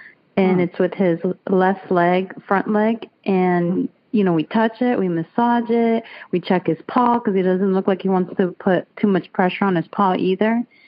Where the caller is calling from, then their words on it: Lakeland, Florida, United States; I'm from Lakeland, Florida.